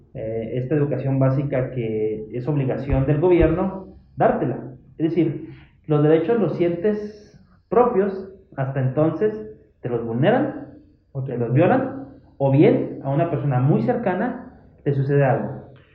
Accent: Hidalgo del Parral, Chihuahua, Mexico; yo soy de Parral

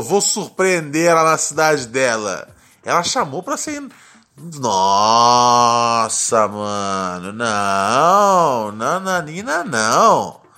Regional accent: Minas Gerais, Brazil; Somos de Minas Gerais.

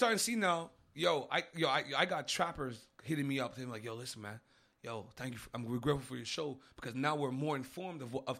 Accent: New York, United States; I'm from Uptown, man.

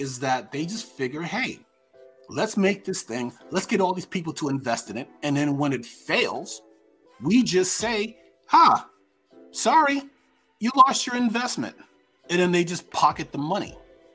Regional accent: New York, United States; I'm from New York

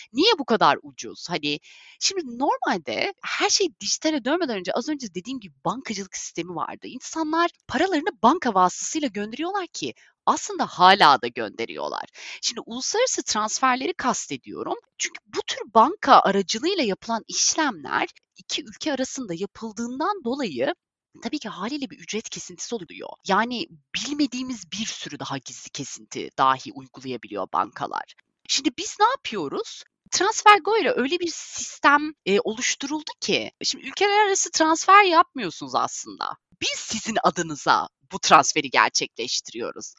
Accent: Bodrum, Muğla, Turkey; moved away as an adult; also born or lived in England; now in London, United Kingdom; 1989 İngiltere doğumluyum lakin sadece doğumdan ibaret. Ee, doğumdan sonra 89 senesinden beri 30 yıl boyunca Bodrum'da yaşadım. Bodrum'da büyüdüm

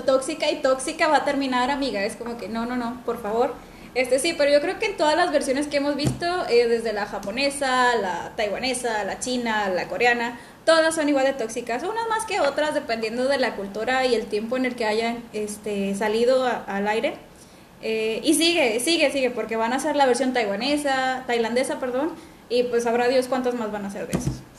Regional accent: northern Mexico, Mexico; las creadoras somos del norte de México

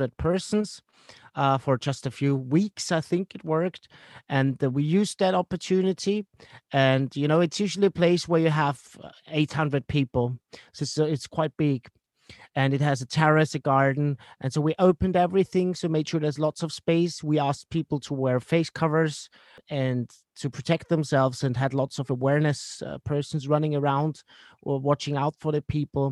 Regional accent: Vienna, Austria; my hometown, and that is Vienna

